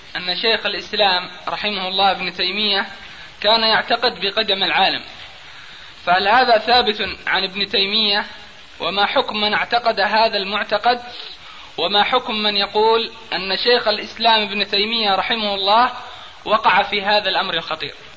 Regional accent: Aden, Yemen; عندنا في عدن

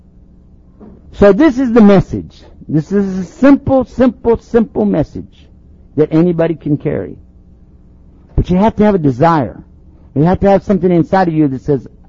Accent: Texas, United States; I'm from Texas

